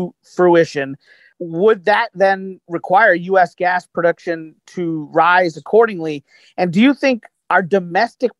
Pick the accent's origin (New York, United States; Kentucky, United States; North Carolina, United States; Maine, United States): Kentucky, United States; I'm from Kentucky